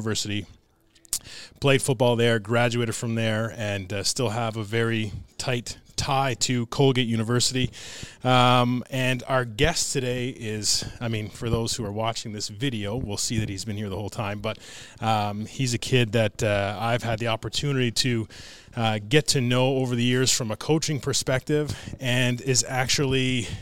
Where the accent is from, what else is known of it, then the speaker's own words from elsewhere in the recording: Ottawa, Ontario, Canada; as a kid growing up in the Ottawa area